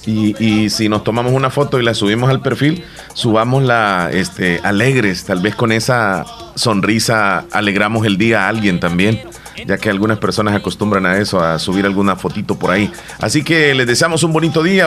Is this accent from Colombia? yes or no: no; El Salvador; nosotros como buenos salvadoreños